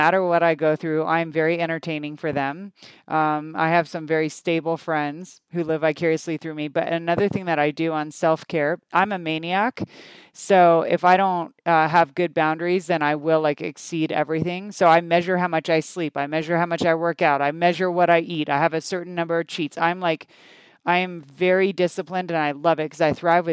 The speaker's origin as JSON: {"language": "English", "country": "United States", "tie": "born or raised there", "also_born_or_lived": "Canada", "said": "I moved to the US when I was 7."}